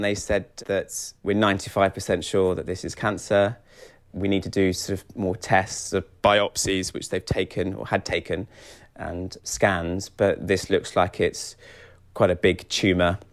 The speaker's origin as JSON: {"language": "English", "area": "Kent", "region": "South East England", "country": "United Kingdom", "moved": "as an adult", "lives_now": "London, United Kingdom", "said": "I'm from Kent originally, but I've been living in London for eight years"}